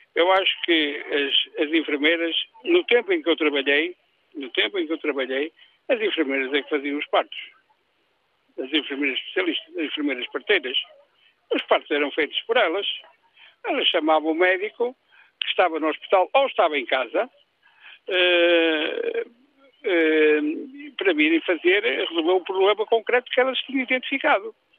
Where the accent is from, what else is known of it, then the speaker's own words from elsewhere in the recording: Barcelos, Norte, Portugal; also born or lived in Moledo do Minho; now in Moledo, Portugal; sou daqui, sou de Barcelos, trabalhei em Barcelos, vivo aqui